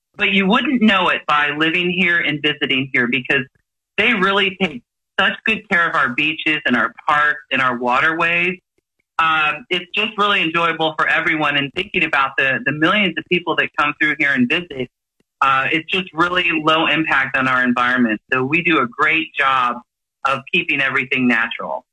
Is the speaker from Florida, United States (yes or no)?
yes; Clearwater, Florida, United States; I've lived in Pinellas County my whole life. I was actually born and raised in Clearwater.